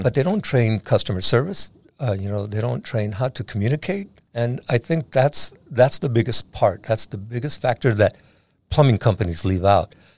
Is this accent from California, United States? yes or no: yes; San Diego, California, United States; I was born and raised in San Diego, so I, I know a lot of people in this town